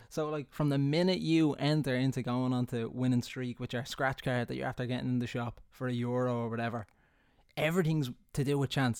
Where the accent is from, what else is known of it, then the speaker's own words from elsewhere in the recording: Ireland; being Irish